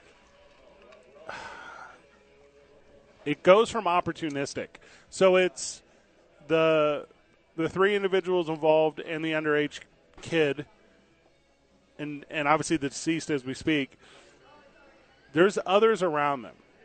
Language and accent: English; St. Louis, Missouri, United States; I'm from St. Louis